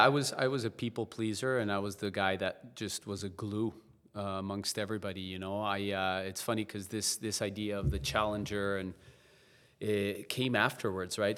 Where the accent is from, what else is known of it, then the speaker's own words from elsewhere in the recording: La Paz, Bolivia; moved away; also born or lived in South Carolina; I was born and raised in La Paz, Bolivia, um, South America